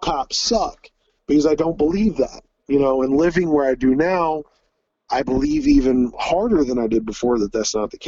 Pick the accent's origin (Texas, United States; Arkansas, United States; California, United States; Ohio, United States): Ohio, United States; Troy; also born or lived in Pickwell, Ohio / New Bremen, Ohio; I grew up in Troy, Ohio, but I live in Pickwell, Ohio